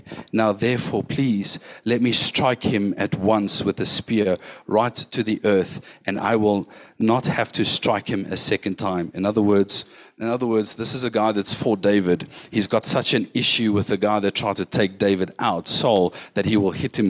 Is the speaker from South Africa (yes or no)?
yes; West Rand, Gauteng, South Africa; I grew up in the West Rand.